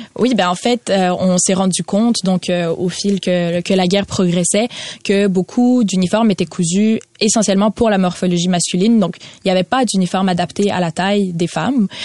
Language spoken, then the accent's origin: French; Ukraine; en tant qu'Ukrainienne